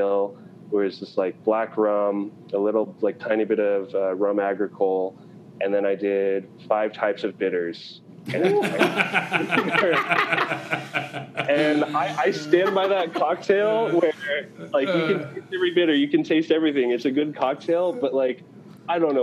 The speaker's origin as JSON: {"language": "English", "town": "Portland", "region": "Oregon", "country": "United States", "tie": "born or raised there", "moved": "yes", "lives_now": "Moscow, Idaho, United States", "said": "I was born in Portland."}